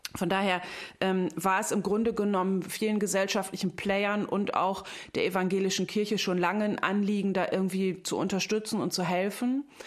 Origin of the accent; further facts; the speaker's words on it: North Sea coast, Germany; ich komme von der Nordsee